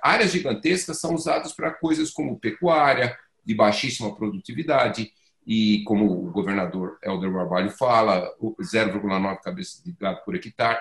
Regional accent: near São Paulo, Brazil; tempo de criança eu cresci num bairro eh, perto de São Paulo que era ali da cooperativa agrícola de Cotia

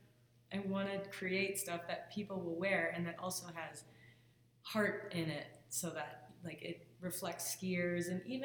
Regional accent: Midwest, United States; So I'm from the Midwest, but I moved out west and I was involved with PSIA and ski instructing for 12 years.

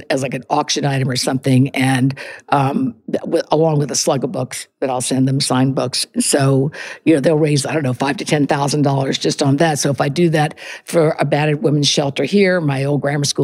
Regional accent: the South, Southern United States, United States; now in Montclair, United States; being a Southerner, a good Catholic girl

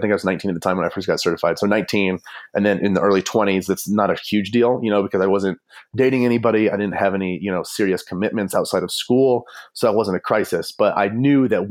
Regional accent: Fort Collins, Colorado, United States; also born or lived in Fargo, North Dakota; I'm from Fort Collins

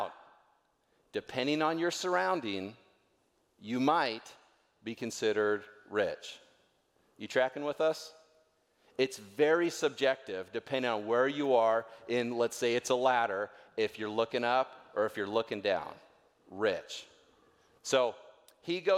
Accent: North Idaho, United States; I'm from North Idaho

